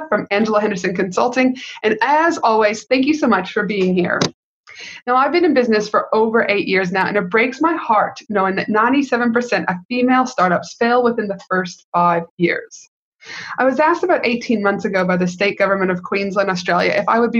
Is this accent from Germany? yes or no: no; Canada; now in United States; I am from Canada, though, not the US, but I have lived in the US for many, many years